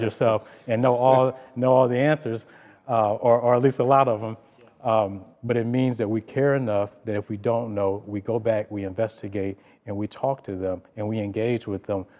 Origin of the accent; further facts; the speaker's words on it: Detroit, Michigan, United States; growing up in Detroit